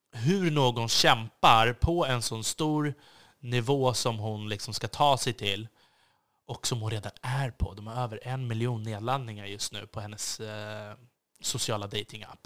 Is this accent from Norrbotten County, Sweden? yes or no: no; Stockholm, Stockholm County, Sweden; jag också ett ansvar som svensk och som stockholmare